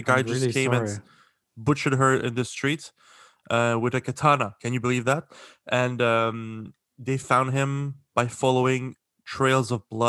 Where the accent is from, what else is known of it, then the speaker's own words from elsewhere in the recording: Quebec City, Quebec, Canada; moved away; I'm from Quebec City